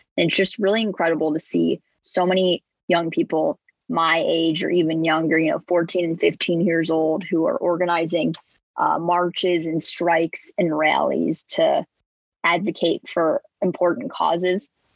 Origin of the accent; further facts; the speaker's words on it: northern suburbs of Chicago, Illinois, United States; I'm from the northern suburbs of Chicago. I live around a half hour from the city